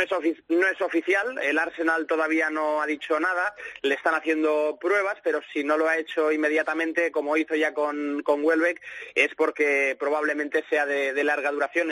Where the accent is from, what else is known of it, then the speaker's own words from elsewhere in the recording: Barcelona, Catalonia, Spain; now in Manchester, United Kingdom; soy de Barcelona